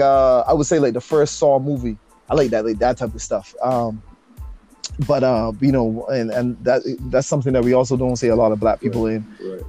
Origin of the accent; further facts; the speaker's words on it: Barbados; growing up in Barbados